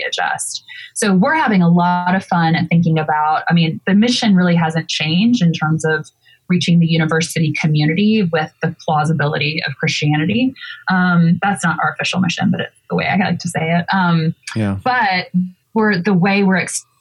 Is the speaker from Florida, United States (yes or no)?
yes; Pensacola, Florida, United States; now in New York, United States; you grew up in Pensacola, Florida, where I did